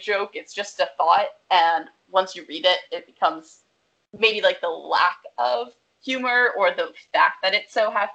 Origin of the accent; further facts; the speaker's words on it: Pennsylvania, United States; also born or lived in Woodside, Queens, New York; now in New York City, United States; I'm from Pennsylvania and I'll say I'm from Philly